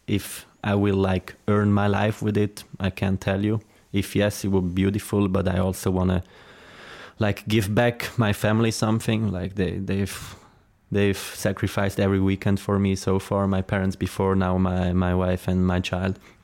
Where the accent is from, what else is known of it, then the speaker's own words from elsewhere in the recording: Zurich, Switzerland; English is a second language; moved away as an adult; also born or lived in Lucerne; now in United States; I'm from Zurich